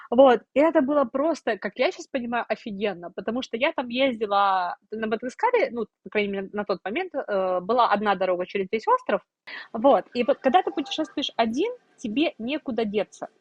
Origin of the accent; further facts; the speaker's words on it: Sevastopol, Ukraine; moved away as an adult; Я росла в Севастополе, я 22 года прожила в Севастополе